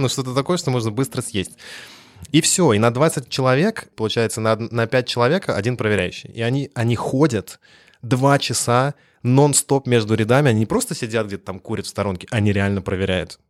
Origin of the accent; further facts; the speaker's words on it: Russia; moved away as an adult; also born or lived in France; я притащил из России свой российский характер